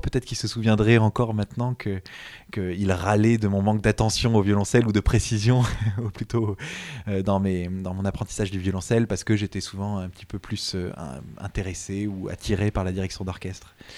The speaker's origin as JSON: {"language": "French", "town": "Montreuil", "region": "Île-de-France", "country": "France", "tie": "born or raised there", "said": "ma ville natale de Montreuil"}